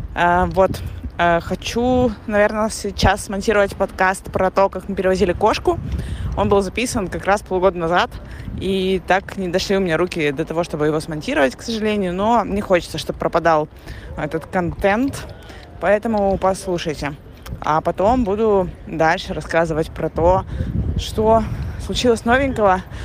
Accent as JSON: {"language": "Russian", "country": "Russia", "also_born_or_lived": "Antalya, Turkey", "moved": "as an adult", "lives_now": "Montenegro", "said": "Мы уехали из России с э, трехмесячным ребенком и мужем в январе 2023 года"}